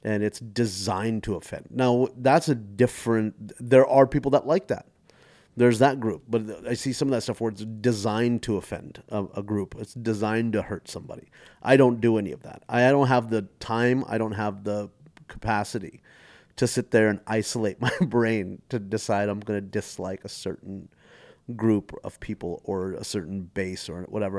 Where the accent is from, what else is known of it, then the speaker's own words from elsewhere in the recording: Mesquite, Texas, United States; also born or lived in Stephenville, Texas / London; growing up in Mesquite with Indian parents